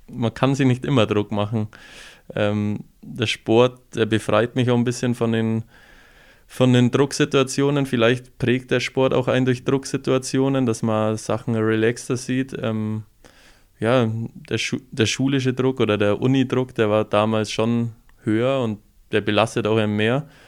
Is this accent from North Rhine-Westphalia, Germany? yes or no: no; Füssen, Bavaria, Germany; aber da zieht es mich dann doch mehr an meine Heimat heim, nach Füssen. Man freut sich mittlerweile jedes Mal, wenn man in Füssen ist